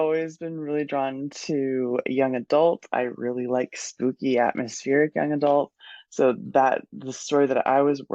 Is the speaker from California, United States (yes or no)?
yes; Oakland, California, United States; now in Portland, United States; I was born in Oakland, California, put myself through college, and now I live in Portland